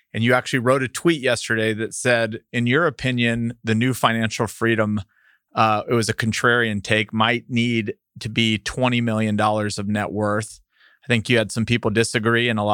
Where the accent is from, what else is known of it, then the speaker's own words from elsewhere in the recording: El Paso, Texas, United States; I'm from El Paso